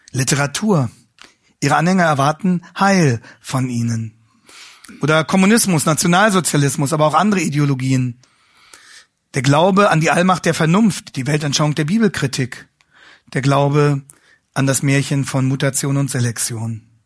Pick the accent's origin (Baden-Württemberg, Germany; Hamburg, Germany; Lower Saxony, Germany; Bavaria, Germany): Lower Saxony, Germany; Hanover; Ähm, ich komme ja aus Hannover, wie Sie wissen.